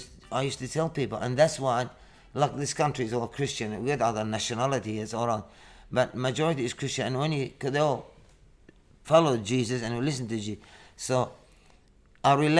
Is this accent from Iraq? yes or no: yes; Iraq; English is a second language; now in Sydney, Australia; I'm Assyrian from Iraq